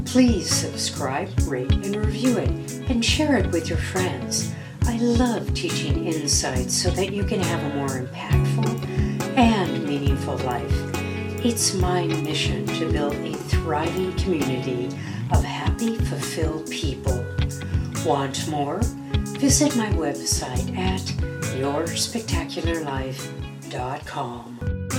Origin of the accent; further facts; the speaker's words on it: California, United States; I'm a Californian